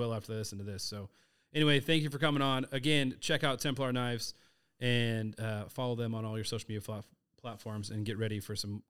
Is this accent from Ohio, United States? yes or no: no; Texas, United States; You're like, no, I don't know. I'm from Texas.